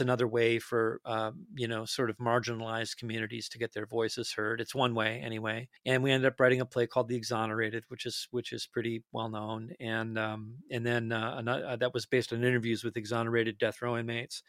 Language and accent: English; Detroit Lakes, Minnesota, United States; moved away; I'm from a tiny, tiny town in northern Minnesota, uh, northwestern Minnesota called Detroit Lakes